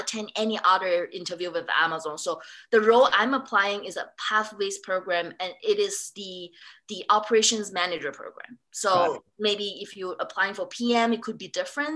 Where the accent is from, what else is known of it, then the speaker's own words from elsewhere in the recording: Singapore; moved away; also born or lived in London, United Kingdom; I grew up in Singapore, I study in London School of Economic and Political Science.